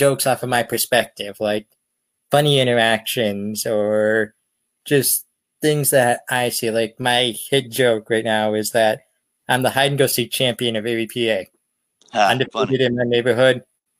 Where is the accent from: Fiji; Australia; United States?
United States; Erie, Pennsylvania; I'm from Erie, Pennsylvania.